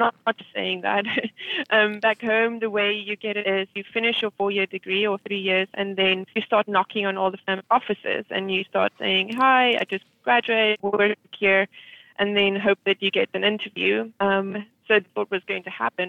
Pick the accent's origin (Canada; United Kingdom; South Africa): South Africa; moved away as an adult; also born or lived in Birmingham, Alabama; now in New York City, United States; growing up in South Africa, majority of us usually think about going into some form of accounting or finance